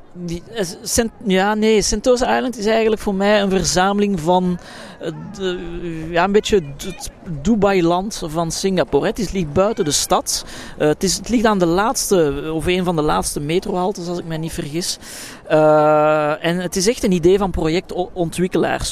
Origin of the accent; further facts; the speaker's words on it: Brussels, Brussels-Capital Region, Belgium; In mijn thuisstad Brussel